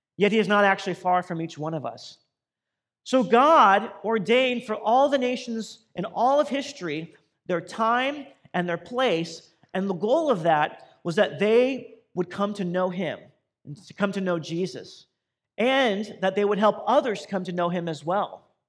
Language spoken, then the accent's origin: English; Boise, Idaho, United States; moved away as an adult; also born or lived in Southern California; now in Compton, United States; I grew up in Boise, Idaho